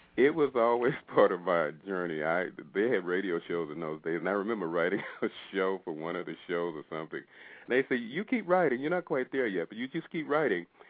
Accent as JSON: {"language": "English", "town": "McComb", "region": "Mississippi", "country": "United States", "tie": "born or raised there", "said": "I grew up in Mississippi"}